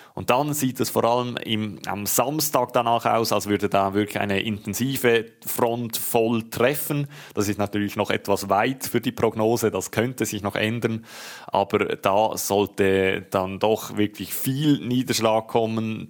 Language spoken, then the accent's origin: German; Switzerland; bei uns in der Schweiz